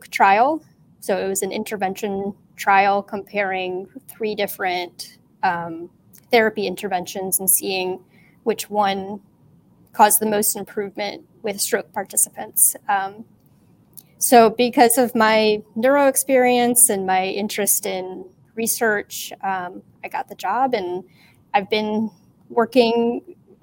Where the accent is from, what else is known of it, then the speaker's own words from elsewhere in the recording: Cleveland, Ohio, United States; I'm from the Cleveland area in Ohio. I've pretty much been here my whole life.